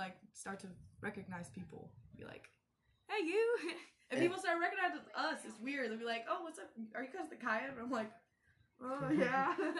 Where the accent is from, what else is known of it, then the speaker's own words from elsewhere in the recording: Las Vegas, Nevada, United States; now in Wilmington, United States; I'm from Las Vegas